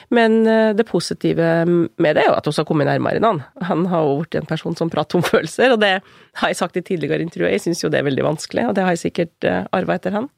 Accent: Kvam, Innlandet, Norway; Jeg har vokst opp i Kvam, som er i Littlebygd, midt i Gudbrandsdalen.

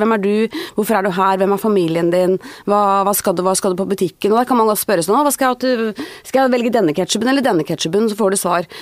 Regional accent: Northern Norway, Norway; jeg er oppvokst i Nord-Norge

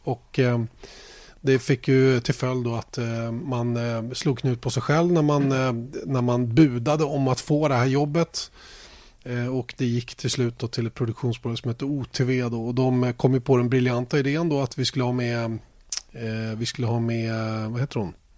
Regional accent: Sweden; Vi är ju svenskar

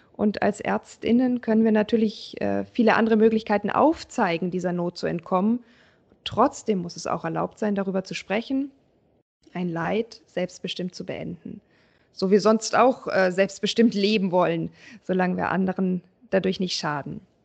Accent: Germany; bei uns in Deutschland

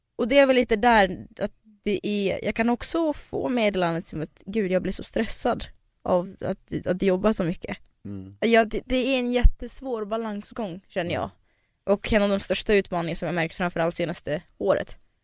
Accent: Dalarna County, Sweden; moved away; Sen åkte jag till Dalarna där jag växte upp

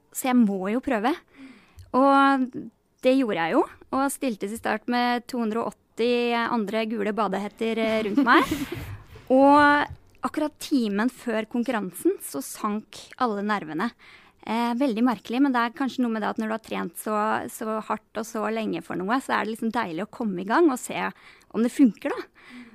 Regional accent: Geilo, Buskerud, Norway; also born or lived in Denmark; fikk meg jobb som fysioterapeut på Geilo i hjemtraktene mine

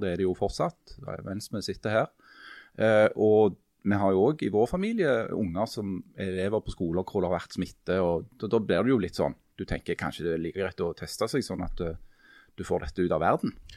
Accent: Stokka, Rogaland, Norway; Jeg kommer fra Stokka

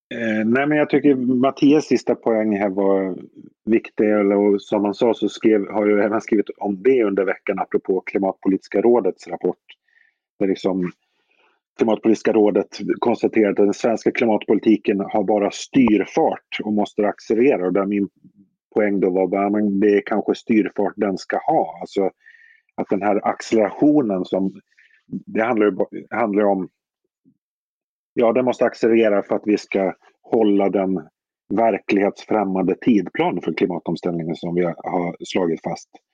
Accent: Visby, Gotland, Sweden; jag växte upp i Visby

